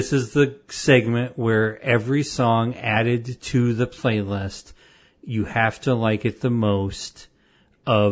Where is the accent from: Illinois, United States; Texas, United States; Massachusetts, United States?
Illinois, United States; Avon; I grew up in Avon, Illinois